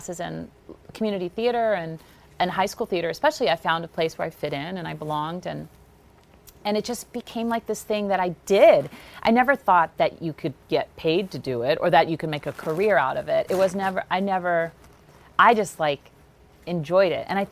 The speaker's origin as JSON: {"language": "English", "region": "the South", "country": "United States", "said": "I'm from the South."}